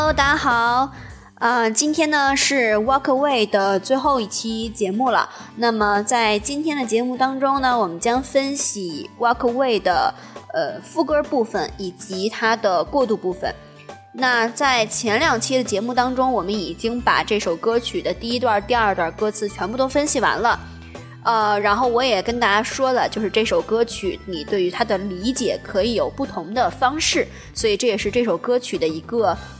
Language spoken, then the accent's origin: Chinese; China; 我们中国人